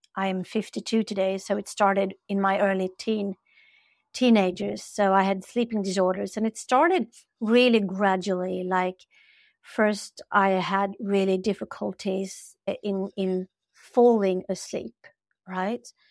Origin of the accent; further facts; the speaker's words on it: Sweden; I'm from Sweden. We have this culture here